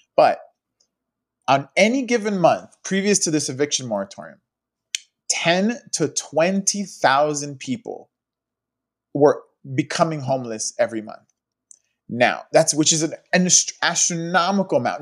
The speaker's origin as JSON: {"language": "English", "town": "Los Angeles", "region": "California", "country": "United States", "tie": "born or raised there", "said": "I've grown up in the city my whole life"}